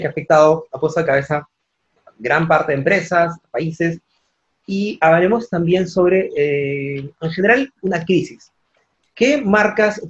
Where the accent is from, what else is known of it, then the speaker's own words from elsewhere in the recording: Peru; yo soy peruano